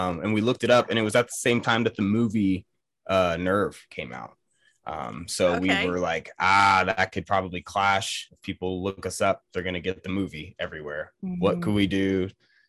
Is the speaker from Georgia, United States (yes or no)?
yes; Georgia, United States; I'm from Georgia